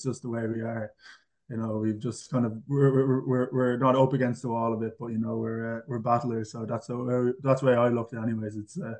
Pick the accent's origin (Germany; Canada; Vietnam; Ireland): Ireland; Kilcock, Leinster; moved away as an adult; now in Brisbane, Australia; definitely Kildare, Kilcock. So yeah, I grew up in Kilcock